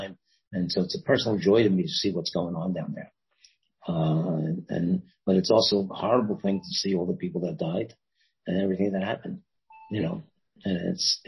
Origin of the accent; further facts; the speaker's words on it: New York City, New York, United States; moved away as an adult; now in Washington, D.C., United States; I'm a guy from Brooklyn